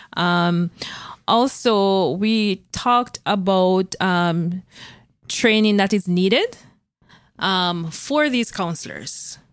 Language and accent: English; Jamaica; moved away as an adult; now in Canada; I was coming from Jamaica with degrees